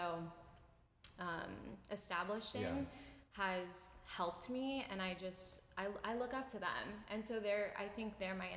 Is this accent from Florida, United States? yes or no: yes; Tampa, Florida, United States; I'm born and raised in Tampa